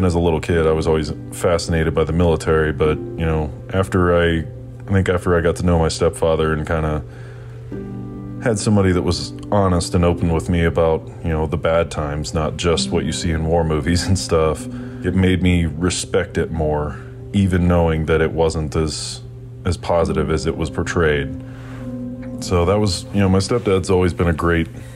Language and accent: English; Nashville, Tennessee, United States; I was born and raised in Nashville, Tennessee